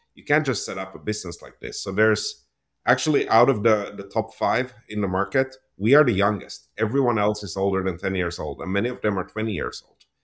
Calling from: Toronto, Ontario, Canada; today I'm, I'm calling in from my home here in Toronto, Ontario, Canada

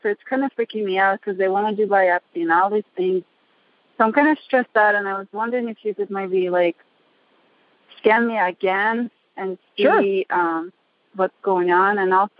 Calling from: Reno, Nevada, United States; I'm calling from Reno.

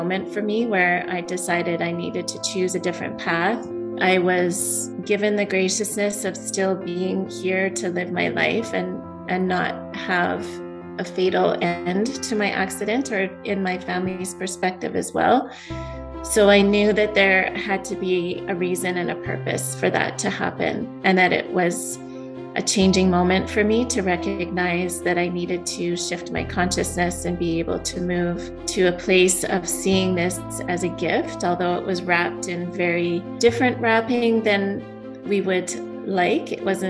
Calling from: Alberta, Canada; I'm in Alberta, Canada.

